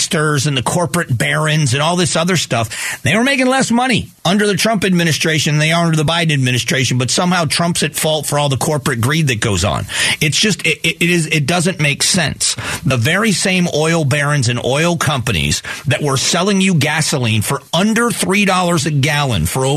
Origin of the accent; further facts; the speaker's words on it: Southwest Florida, United States; now in Phoenix, United States; I grew up in Southwest Florida